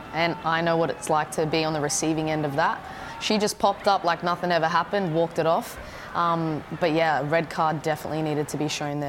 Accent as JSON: {"language": "English", "country": "Australia", "said": "as an Aussie"}